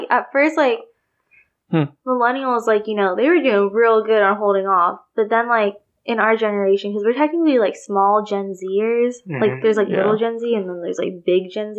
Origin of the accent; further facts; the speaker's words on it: Elk Grove, California, United States; I'm from Elk Grove.